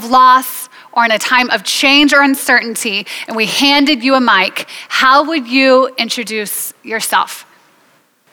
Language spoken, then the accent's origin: English; United States; I'm an American